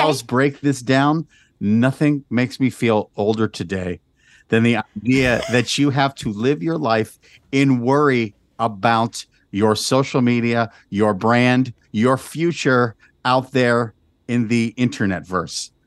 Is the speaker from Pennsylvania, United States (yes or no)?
no; Albuquerque, New Mexico, United States; that was my hometown